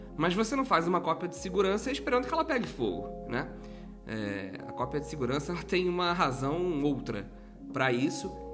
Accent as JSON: {"language": "Portuguese", "region": "Minas Gerais", "country": "Brazil", "also_born_or_lived": "Rio de Janeiro", "moved": "yes", "lives_now": "São Paulo, Brazil", "said": "eu que sou mineiro"}